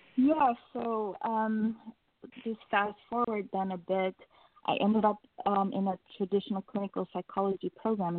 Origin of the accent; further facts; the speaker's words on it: Suriname; I was born and raised in Suriname, which is a country right above Brazil